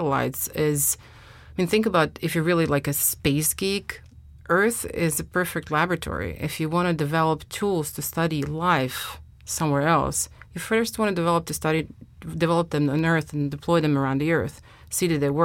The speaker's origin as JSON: {"language": "English", "country": "Croatia", "tie": "born or raised there", "moved": "as an adult", "lives_now": "United States", "said": "I was raised in the Adriatic Sea."}